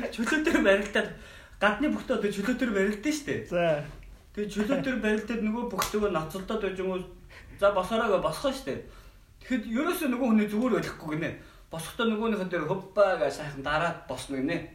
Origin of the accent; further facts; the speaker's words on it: Mongolia; би Монгол хүн бэртэж байгаагүй